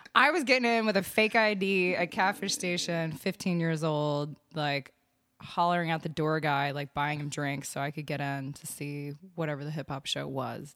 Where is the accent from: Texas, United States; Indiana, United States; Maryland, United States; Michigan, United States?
Texas, United States; Austin; also born or lived in Vermont; I'm from, uh, Austin, born and raised.